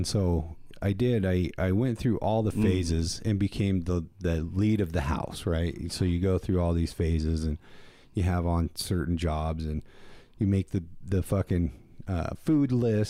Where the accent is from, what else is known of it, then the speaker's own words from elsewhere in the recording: Wyoming, United States; Gillette, Wyoming and my hometown are all the way on opposite ends of the state.